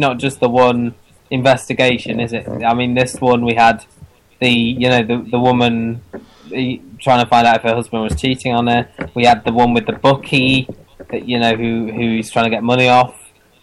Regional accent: Wales, United Kingdom; I'm from Wales, I am

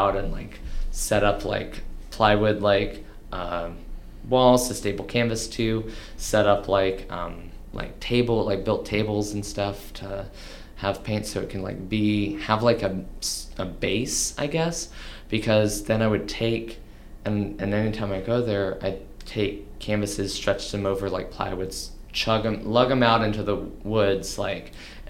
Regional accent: Houston, Texas, United States; also born or lived in Dallas, Texas; now in Austin, United States; I grew up in outside of Houston

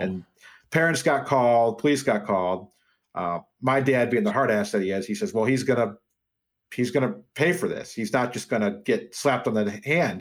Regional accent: Wheaton, Illinois, United States; also born or lived in Dubuque, Iowa / Des Moines, Iowa; I grew up in Wheaton

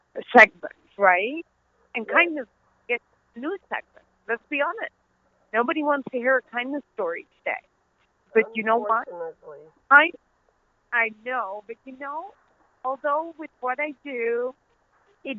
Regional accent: Netherlands; accent: Dutch; also born or lived in Pakistan; now in United States; my Dutch accent

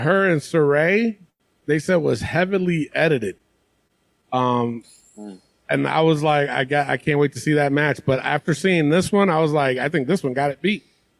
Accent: New York City, New York, United States; I'm a New Yorker.

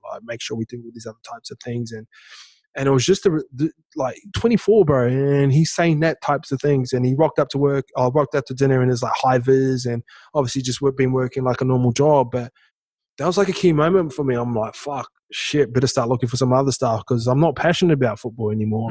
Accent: New Zealand; moved away; I'm a kid from Toke that's gang affiliated town

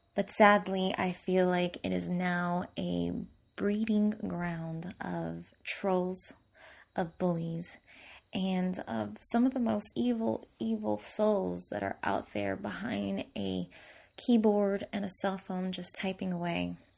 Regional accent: Newark, New Jersey, United States; I grew up in Newark, New Jersey

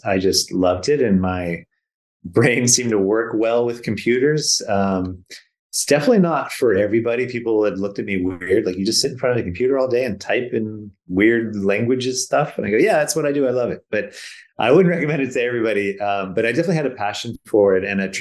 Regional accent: Silicon Valley, California, United States; moved away as an adult; also born or lived in British Columbia; now in Vancouver, Canada; I was born and raised in Silicon Valley

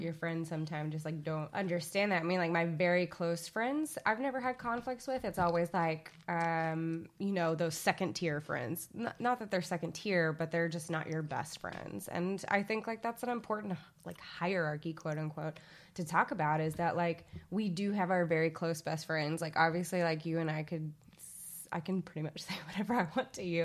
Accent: Little Rock, Arkansas, United States; accent: Southern; moved away; if you haven't noticed by the accent, that has slipped out occasionally for me. I am from Little Rock, Arkansas, um, which is the South.

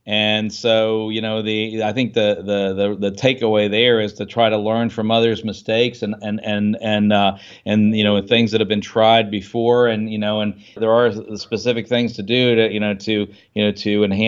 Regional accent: Washington, D.C. area, United States; I grew up in the Washington D.C. suburbs, right?

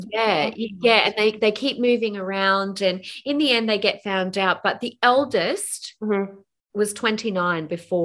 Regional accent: Adelaide, South Australia, Australia; moved away; I grew up in Adelaide

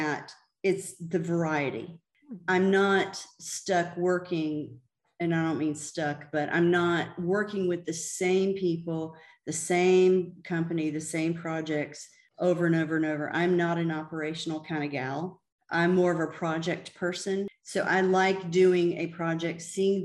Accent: the South, United States; I grew up in the South

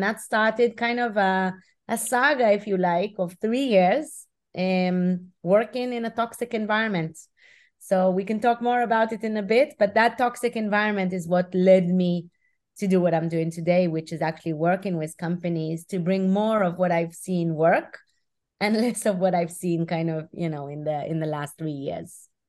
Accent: Israel; So I'm originally from Israel, as you mentioned. And back in 98, I started my career with Procter & Gamble in Geneva.

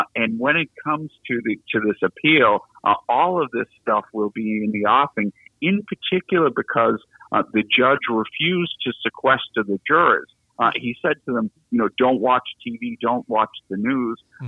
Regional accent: Boston, Massachusetts, United States; moved away; as my accent gives away, I'm born and raised in the city of Boston

